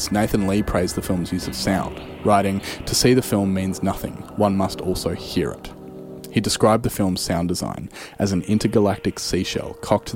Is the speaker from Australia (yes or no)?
yes; Australia; here in my home country in Australia